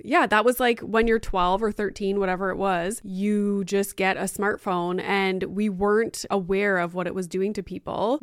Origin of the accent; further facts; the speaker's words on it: Sudbury, Ontario, Canada; we grew up in Sudbury